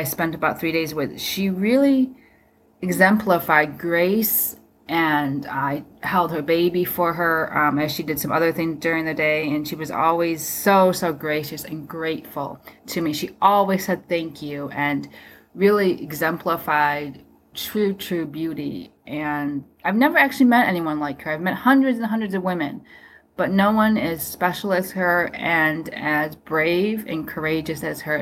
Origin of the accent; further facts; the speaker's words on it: Grand Rapids, Michigan, United States; also born or lived in South Korea; my hometown, Michigan